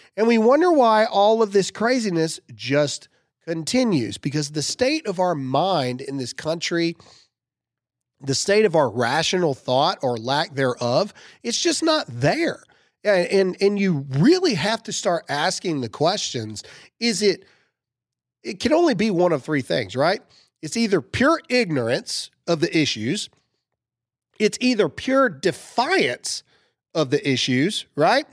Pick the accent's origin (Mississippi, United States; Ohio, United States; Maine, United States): Mississippi, United States; I'm from Mississippi